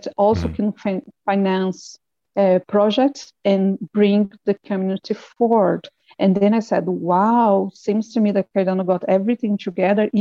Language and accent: English; Brazil; I am a teacher from Brazil